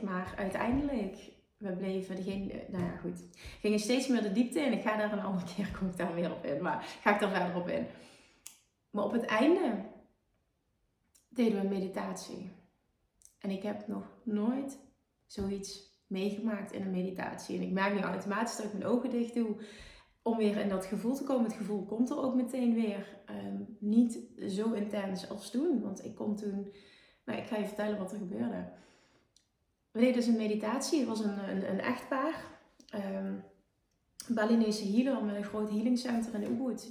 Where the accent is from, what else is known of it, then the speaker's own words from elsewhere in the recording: Netherlands; Ik kom uit Nederland